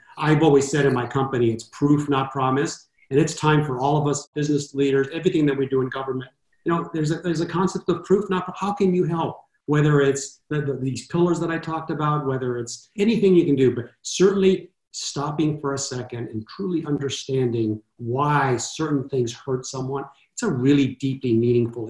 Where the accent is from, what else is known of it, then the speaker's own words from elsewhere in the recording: Los Angeles, California, United States; growing up in Southern California in East